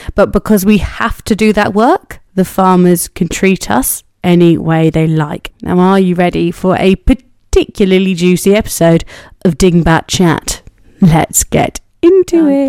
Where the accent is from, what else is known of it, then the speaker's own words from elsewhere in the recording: Cornwall, South West England, United Kingdom; I'm from Cornwall